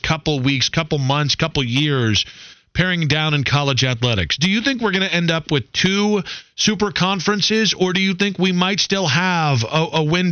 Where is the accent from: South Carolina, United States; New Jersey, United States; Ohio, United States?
Ohio, United States; I was born in Ohio.